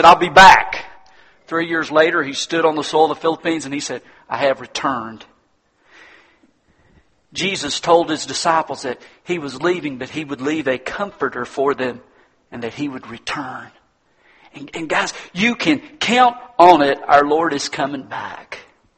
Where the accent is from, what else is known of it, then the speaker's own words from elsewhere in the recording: United States; I'm an American